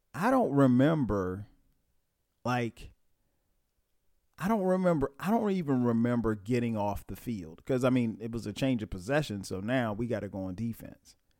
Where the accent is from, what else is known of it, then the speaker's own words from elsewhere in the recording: Florence, South Carolina, United States; I'm from Florence.